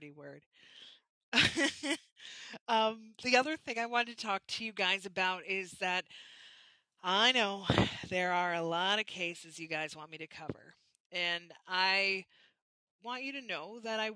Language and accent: English; Canada; from being Canadian